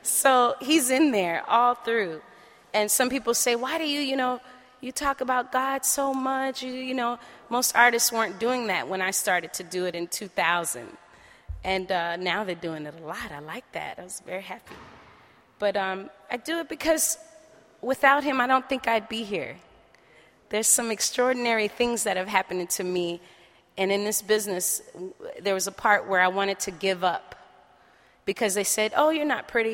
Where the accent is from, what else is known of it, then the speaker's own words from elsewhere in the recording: New Orleans, Louisiana, United States; moved away; also born or lived in Oakland, California; originally from New Orleans, Louisiana, and grew up in Holly Grove area where … and all them from